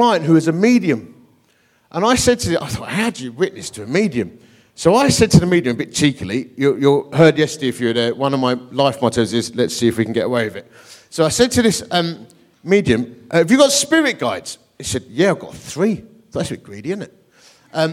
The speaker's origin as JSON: {"language": "English", "area": "Essex", "region": "East of England", "country": "United Kingdom", "also_born_or_lived": "Dagenham", "said": "I come from Essex"}